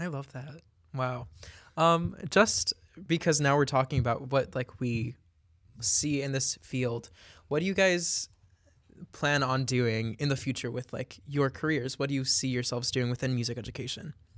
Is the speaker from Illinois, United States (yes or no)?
yes; Wheeling, Illinois, United States; my hometown is Wheeling, Illinois